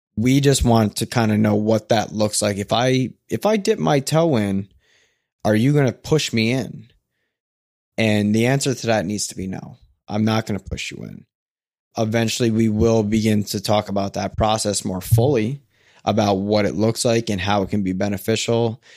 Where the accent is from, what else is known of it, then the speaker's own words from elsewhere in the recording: New Jersey, United States; now in Portland, United States; I'm a guy from Jersey that lives in Portland